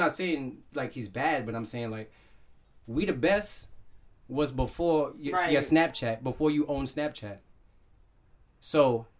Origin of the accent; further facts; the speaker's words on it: Jamaica; I'm Jamaican and I understand Rasta and Ja and everything.